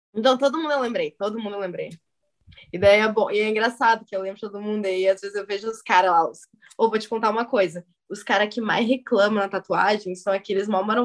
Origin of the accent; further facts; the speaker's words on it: São Leopoldo, Rio Grande do Sul, Brazil; eu sou o estereotipo do Rio Grande do Sul. Nasci em São Leopoldo